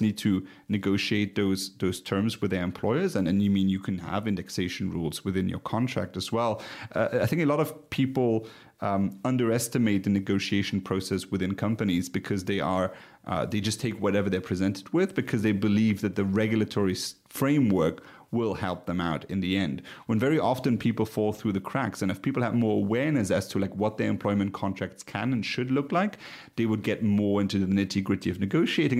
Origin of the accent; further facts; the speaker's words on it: Luxembourg; my home country, Luxembourg